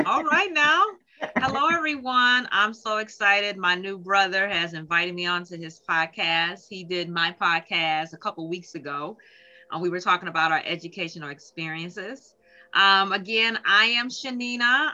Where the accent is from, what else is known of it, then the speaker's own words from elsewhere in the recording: Minneapolis, Minnesota, United States; moved away as an adult; now in Detroit, United States; I grew up actually in Minneapolis, Minnesota. I moved here to Detroit, Michigan, probably about 15 years ago